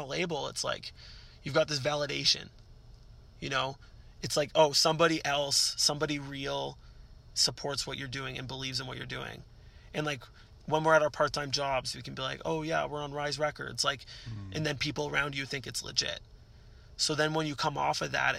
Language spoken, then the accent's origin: English; Canada; we're Canadian